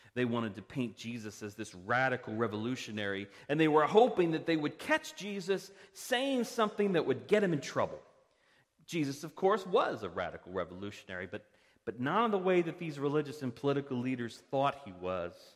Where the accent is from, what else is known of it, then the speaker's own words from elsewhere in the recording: Parkville, Maryland, United States; now in Reisterstown, United States; I grew up in Parkville. I'm a resident of Reisterstown.